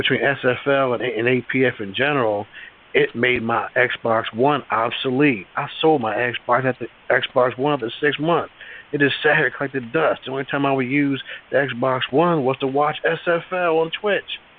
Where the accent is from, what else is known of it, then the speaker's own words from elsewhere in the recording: Maryland, United States; also born or lived in Virginia; now in Pennsylvania, United States; I grew up in Maryland